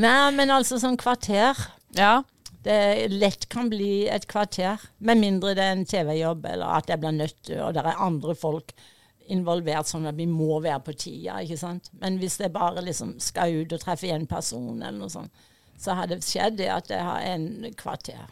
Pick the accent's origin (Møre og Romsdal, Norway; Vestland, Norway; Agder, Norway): Agder, Norway; Fevik; moved away; also born or lived in United States; jeg vokste opp på Fevik